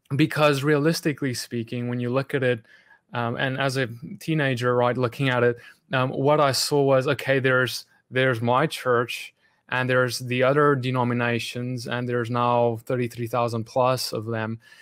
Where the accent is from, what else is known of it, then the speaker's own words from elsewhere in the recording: South Africa; moved away as an adult; I grew up in South Africa